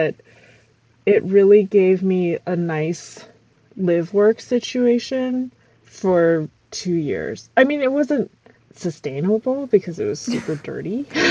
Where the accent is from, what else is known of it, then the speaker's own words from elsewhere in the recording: Rockville, Maryland, United States; I grew up in Rockville, Maryland.